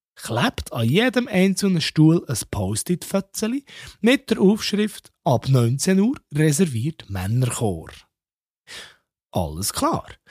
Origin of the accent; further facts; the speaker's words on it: Bern, Switzerland; ich als Berner